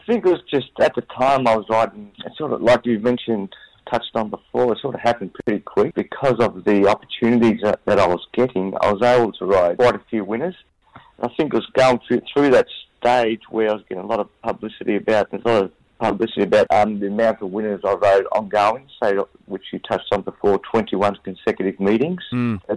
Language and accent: English; Glenroy, Victoria, Australia; I grew up in Glenroy